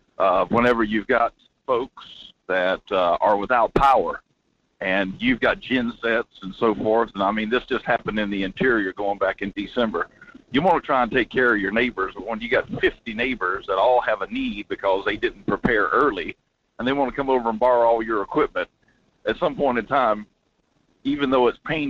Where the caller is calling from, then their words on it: Denali, Alaska, United States; Morning, Mike. … out of Denali.